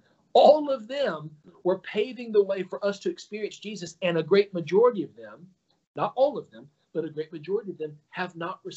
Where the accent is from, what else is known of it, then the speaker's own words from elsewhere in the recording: Alabama, United States; I was raised in Alabama, not the Jewish epicenter of the world